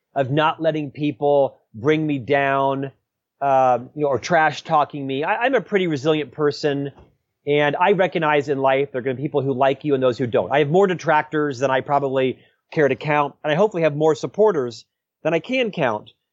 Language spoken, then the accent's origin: English; Central Florida, United States; moved away as an adult; also born or lived in Provo, Utah; now in Utah, United States; I was born and raised in Central Florida